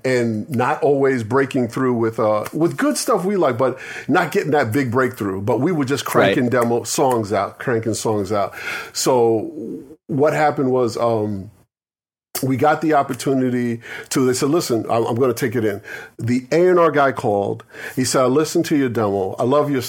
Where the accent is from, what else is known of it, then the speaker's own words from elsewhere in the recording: New York City, New York, United States; also born or lived in Syracuse, New York; I'm a straight up New York guy. I'm a straight up Brooklyn Bronx guy